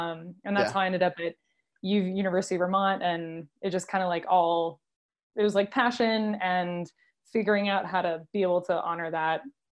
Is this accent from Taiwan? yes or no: no; France; And then also growing up in France, you have like the coast, the mountains, the countryside.